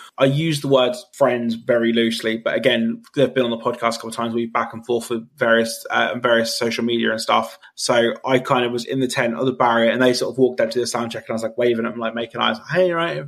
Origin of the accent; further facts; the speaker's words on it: United Kingdom; as a British person